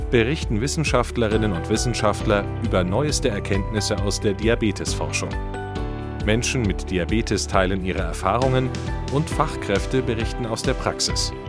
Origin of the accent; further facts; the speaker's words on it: Düsseldorf, North Rhine-Westphalia, Germany; also born or lived in Berlin; warum ich dann 2019 eben wieder zurück in meine Heimatstadt nach Düsseldorf gezogen bin.